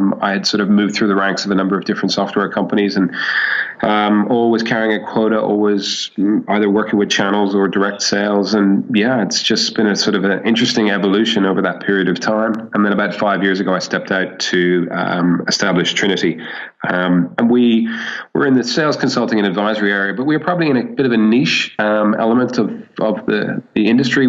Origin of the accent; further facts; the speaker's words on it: Ireland; moved away as an adult; now in Sydney, Australia; I'm actually Irish and spent most of my formative years in Ireland